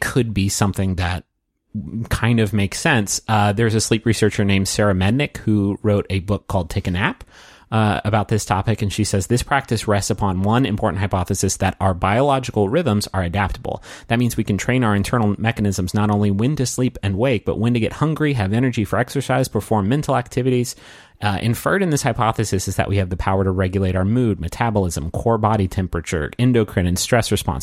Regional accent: Chicago, Illinois, United States; I'm from Chicago.

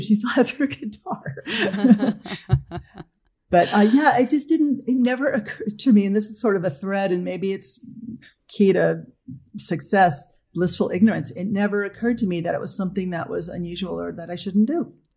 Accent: Los Angeles, California, United States; I grew up in Northridge, California

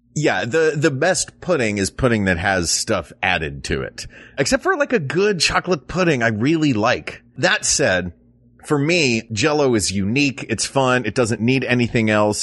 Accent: Tennessee, United States; growing up in Tennessee

